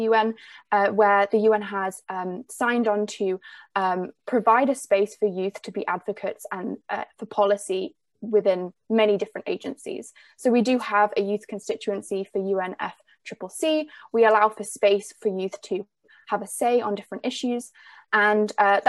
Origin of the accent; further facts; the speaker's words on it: England, United Kingdom; accent: English; now in Vancouver Island, Canada; I grew up in the UK